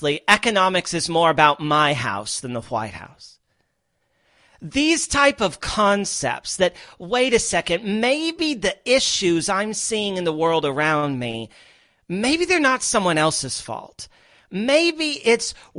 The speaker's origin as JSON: {"language": "English", "region": "Midwest", "country": "United States", "tie": "born or raised there", "also_born_or_lived": "Los Angeles / New York", "moved": "as an adult", "said": "I grew up in the middle of the country. I grew up in the Midwest"}